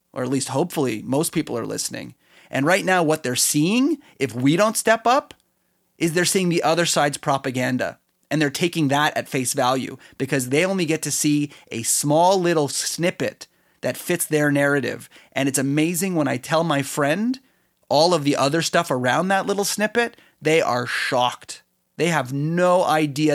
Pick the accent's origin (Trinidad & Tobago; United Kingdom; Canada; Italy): Canada; I'm Canadian